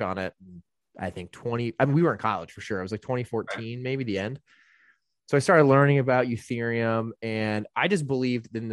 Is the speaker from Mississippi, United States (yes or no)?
no; Indiana, United States; moved away; I grew up in Indiana